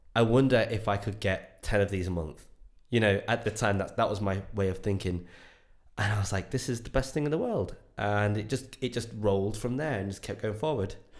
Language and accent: English; Enniscorthy, Leinster, Ireland; moved away; I grew up in Ireland in the back house of absolute nowhere in a little town called Enniscorthy